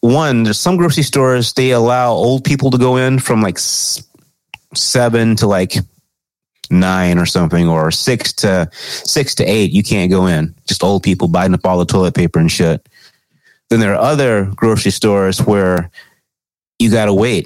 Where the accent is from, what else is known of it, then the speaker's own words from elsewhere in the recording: Texas, United States; I'm OG from Texas